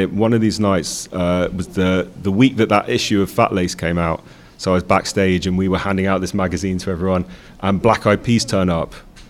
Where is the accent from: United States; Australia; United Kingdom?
United Kingdom; London; I was born and raised in London.